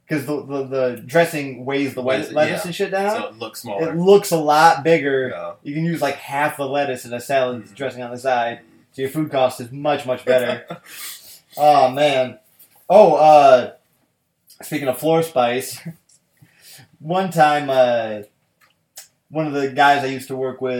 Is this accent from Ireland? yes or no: no; United Kingdom; Malt vinegar is my favorite vinegar overall because I'm British.